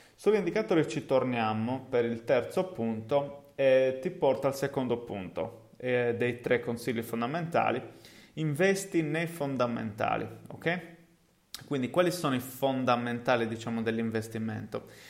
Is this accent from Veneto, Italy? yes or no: no; Cagliari, Sardinia, Italy; accent: Sardinian (Cagliari); also born or lived in England; Perché Cagliari? Ovviamente, eh, come si deduce da, dal mio accento, è il posto in cui insomma effettivamente vivo